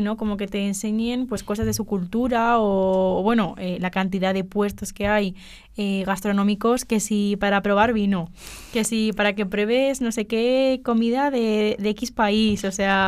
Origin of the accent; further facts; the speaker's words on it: Spain; soy eh, española